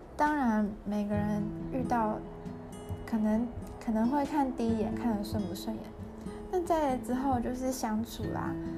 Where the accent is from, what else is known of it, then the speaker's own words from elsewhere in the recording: Taiwan; moved away; also born or lived in Germany; 在台湾成长